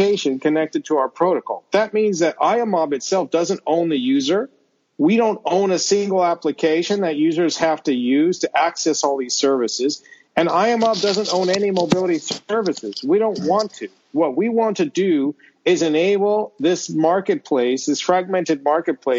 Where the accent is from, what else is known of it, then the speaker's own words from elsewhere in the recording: United States; moved away as an adult; I'm from the States originally, the US that is. I haven't lived there in almost 20 years